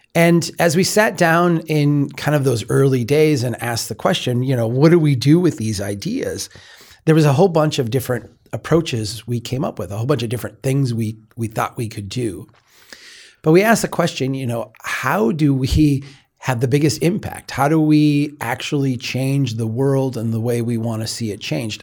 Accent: Minnesota, United States; I'm from Minnesota

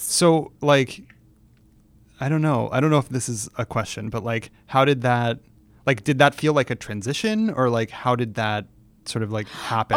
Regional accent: San Francisco, California, United States; I grew up in San Francisco

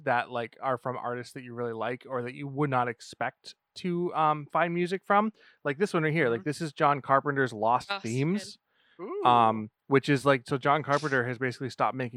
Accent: New Hampshire, United States; we're from New Hampshire. So they have like some massive roots here.

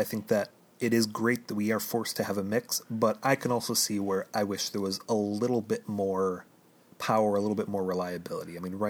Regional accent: Chicago, Illinois, United States

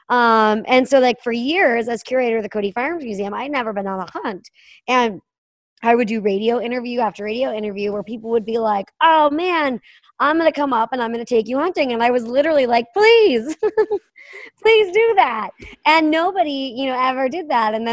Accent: Pennsylvania, United States; I was from Western Pennsylvania, so like in theory, I should have been around it.

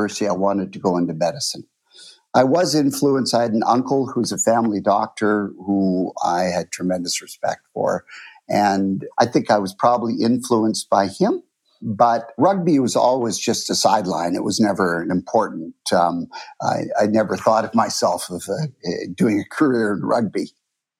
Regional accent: Vancouver, British Columbia, Canada; moved away; I grew up in Vancouver, which is the westernmost place in Canada, or almost

